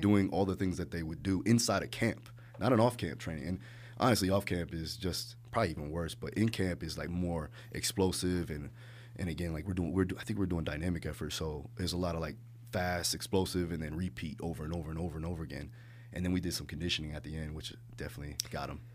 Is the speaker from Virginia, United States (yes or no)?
no; Hollywood, Florida, United States; also born or lived in Maui, Hawaii / Broward County, Florida / Alabama; we moved to Hollywood Beach, Florida, not Hollywood, California, Hollywood Beach, Florida. And, uh, rough times when I was a kid